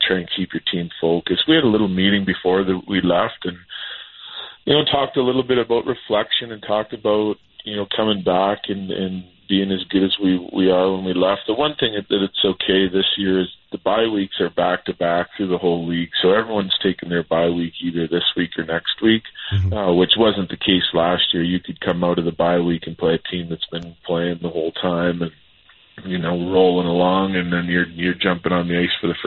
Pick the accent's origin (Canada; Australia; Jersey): Canada; Saskatchewan; now in Denver, United States; I grew up in Saskatchewan, so that smells everywhere